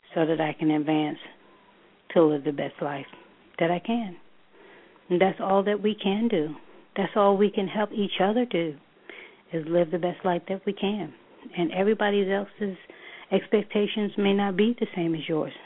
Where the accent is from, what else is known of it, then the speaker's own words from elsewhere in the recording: New York, United States; moved away as an adult; now in Charlotte, United States; I am a native New Yorker. Um, I'm originally from New York.